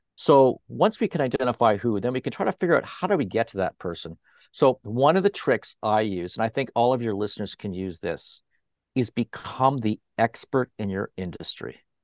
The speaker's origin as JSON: {"language": "English", "town": "Toronto", "region": "Ontario", "country": "Canada", "tie": "born or raised there", "moved": "yes", "lives_now": "Fort Lauderdale, United States", "said": "in Toronto as well, up there where I originally came from, where my hometown is Toronto"}